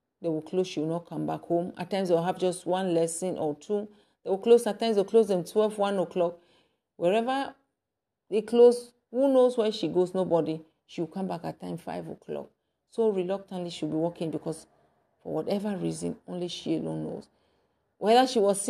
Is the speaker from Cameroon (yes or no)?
yes; Anglophone Cameroon, Cameroon; moved away; I come from the English side.